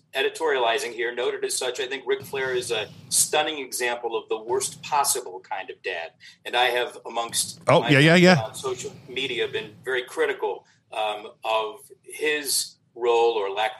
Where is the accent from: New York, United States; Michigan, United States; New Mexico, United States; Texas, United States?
New York, United States; now in Chicago, United States; I grew up in New York on the East Coast when it was the WWWF